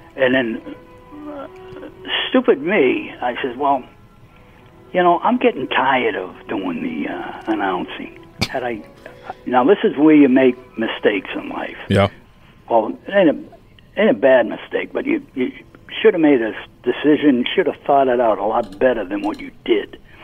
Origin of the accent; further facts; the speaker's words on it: Boston, Massachusetts, United States; born and raised in Dorchester, Massachusetts